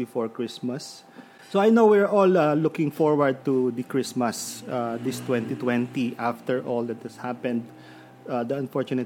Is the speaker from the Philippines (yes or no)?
yes; Lucena, Calabarzon, Philippines; now in Santo Tomas, Philippines; I am from Lucena